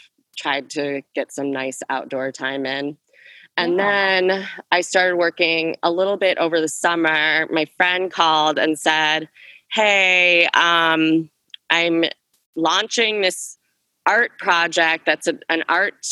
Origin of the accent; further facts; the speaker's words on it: Minneapolis, Minnesota, United States; moved away as an adult; also born or lived in New York City; now in Minneapolis, United States; I'm from South Minneapolis. I was always at 38th in Chicago